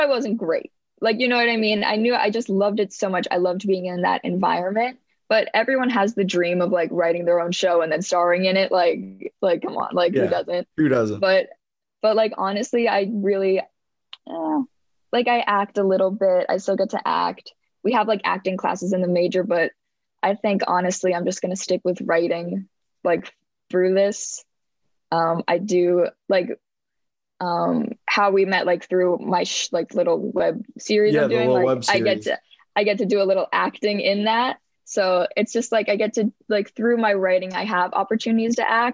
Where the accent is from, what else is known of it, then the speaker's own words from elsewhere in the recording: Westchester, New York, United States; I'm from Westchester, New York, which is a very big county in the suburbs of New York City